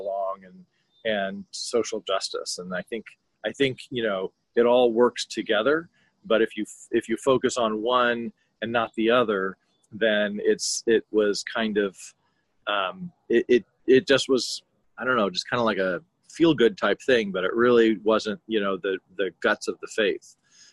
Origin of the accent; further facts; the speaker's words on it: Los Angeles, California, United States; I grew up in Los Angeles